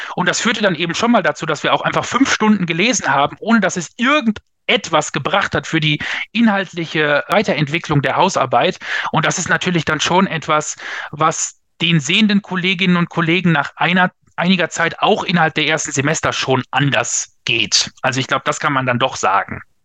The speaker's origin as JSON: {"language": "German", "town": "Lingen", "region": "Lower Saxony", "country": "Germany", "tie": "born or raised there", "also_born_or_lived": "Bremen", "said": "bin aber groß geworden in Lingen an der Ems in Niedersachsen"}